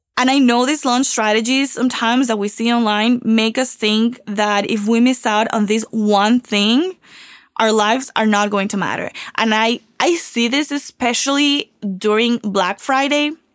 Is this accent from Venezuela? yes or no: yes; Venezuela; now in Miami, United States; I was born and raised in Venezuela